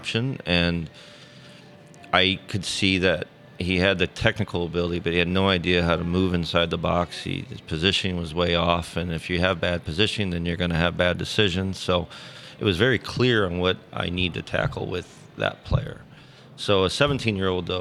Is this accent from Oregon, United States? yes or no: no; St. Louis, Missouri, United States; it's my hometown